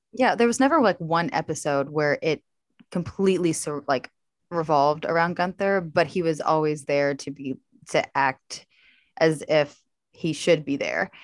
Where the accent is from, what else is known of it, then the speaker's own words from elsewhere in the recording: La Grange, Kentucky, United States; I am from a very small town, um, I grew up mostly in LaGrange